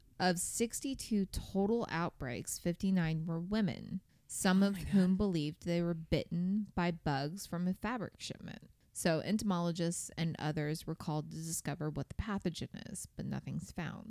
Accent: Indiana, United States; We are from Indiana.

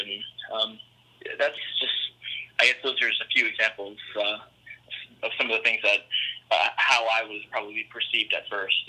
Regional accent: United States; I'm American

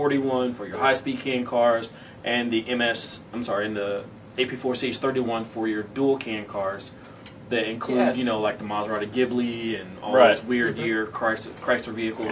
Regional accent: California, United States; I mean, I'm one of the weirdos because I come from the Bay. I come from what, you know, what

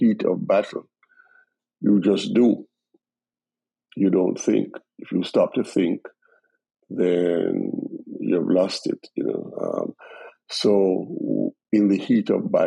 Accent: Jamaica; moved away as an adult; now in United States; the foundation I gained in Jamaica as a Jamaican

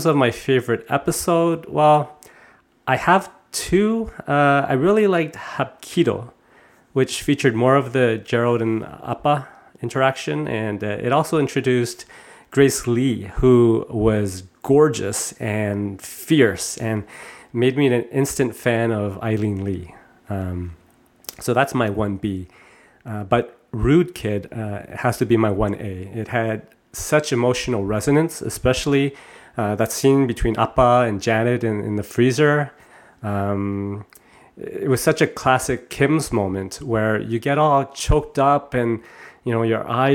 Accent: Toronto, Ontario, Canada; my generation growing up in Canada

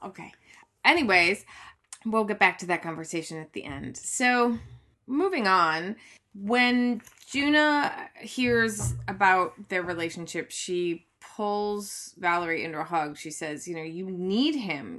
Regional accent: Michigan, United States; accent: Michigan; my Michigan accent.

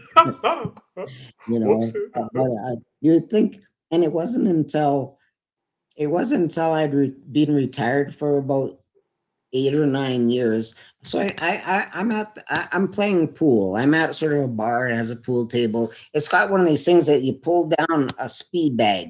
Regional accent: Edmonton, Alberta, Canada; my hometown here in Edmonton

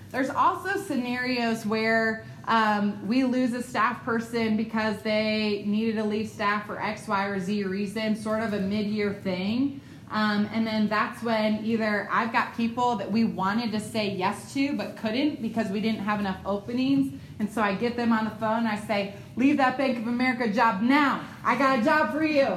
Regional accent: Ohio, United States; moved away; I'm from Ohio. I don't do like the southern pleasantries of Bless Your Heart.

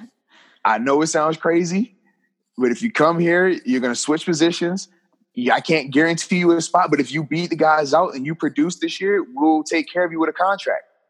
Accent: Virginia, United States; a football camp that I would host in my hometown in the uh, area of Virginia

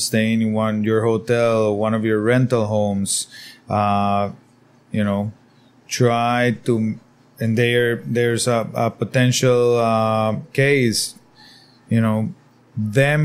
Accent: San José, Costa Rica; now in Nosara, Costa Rica; I'm originally from San Jose

